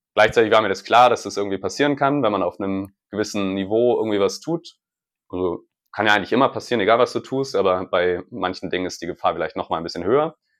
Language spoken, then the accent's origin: German; Hamburg, Germany; moved away; ich bin bei der Familie in der Heimat in Hamburg und in, quasi in meinem Heimathaus, wo ich aufgewachsen bin